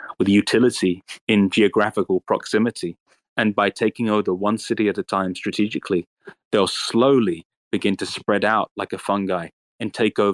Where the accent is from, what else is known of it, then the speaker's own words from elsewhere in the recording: United Kingdom; as a British man